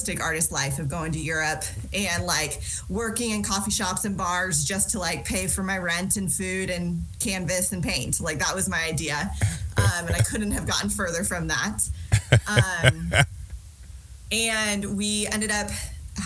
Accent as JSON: {"language": "English", "town": "Phoenix", "region": "Arizona", "country": "United States", "tie": "born or raised there", "also_born_or_lived": "Santa Barbara", "moved": "as an adult", "lives_now": "Denver, United States", "said": "I was born and raised in Phoenix, Arizona"}